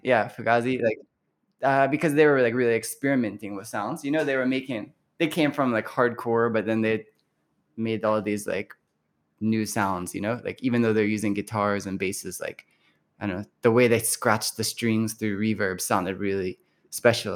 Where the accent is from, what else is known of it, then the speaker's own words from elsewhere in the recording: Louisville, Kentucky, United States; moved away as an adult; now in Nagoya, Japan; growing up in Louisville